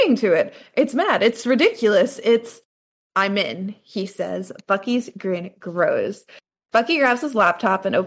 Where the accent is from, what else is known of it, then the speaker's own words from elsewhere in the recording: New York, United States; I'm from New York